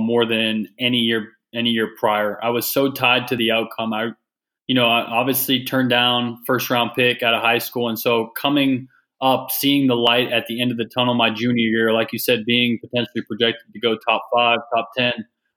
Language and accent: English; Massachusetts, United States; I was a kid from Massachusetts